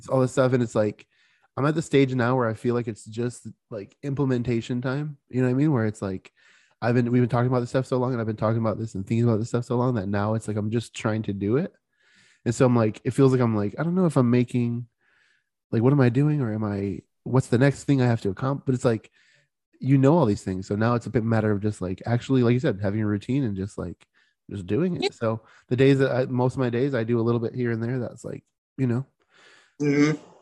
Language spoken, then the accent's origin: English; Florida, United States; I'm from Florida